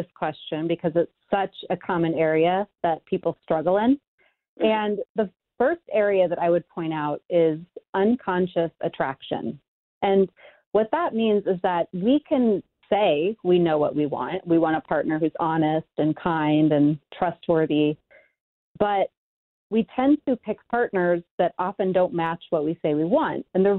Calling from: Chicago, Illinois, United States; I am in Chicago. Warm and sunny.

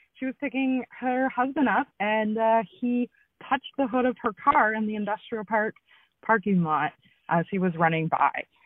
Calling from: Brandon, Manitoba, Canada; I'm calling from Brandon, Manitoba.

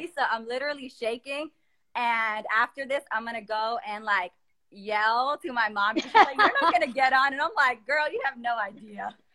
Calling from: New York City, New York, United States; I'm calling from New York City, Queens specifically

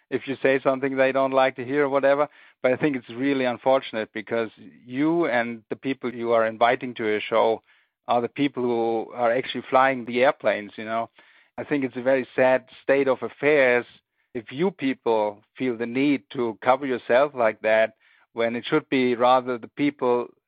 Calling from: Germany; I'm calling from Germany.

